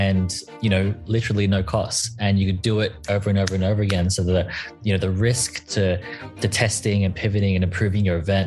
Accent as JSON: {"language": "English", "country": "Australia", "said": "I am Australian"}